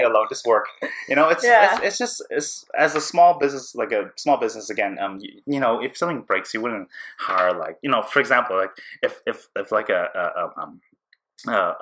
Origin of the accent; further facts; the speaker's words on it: Vancouver, British Columbia, Canada; also born or lived in Burnaby / Richmond; I grew up here in Canada